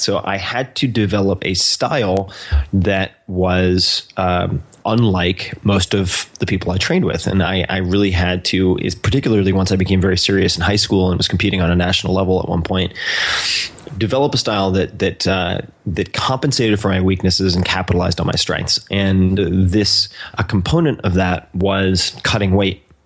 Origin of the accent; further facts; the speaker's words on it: Eastern Long Island, New York, United States; moved away; I was born and raised on Eastern Long Island